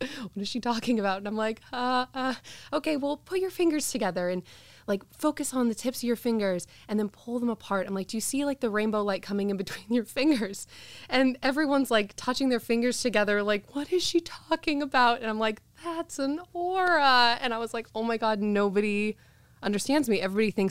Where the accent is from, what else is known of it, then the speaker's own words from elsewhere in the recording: Santa Cruz, California, United States; also born or lived in Glendora, California; when I was like 9 years old, my parents moved me up to Santa Cruz